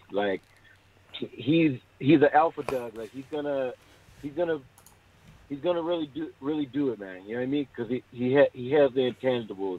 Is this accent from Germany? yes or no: no; Toronto, Ontario, Canada; I'm from Toronto